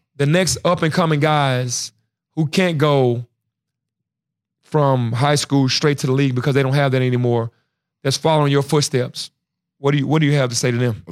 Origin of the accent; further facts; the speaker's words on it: Memphis, Tennessee, United States; being from Memphis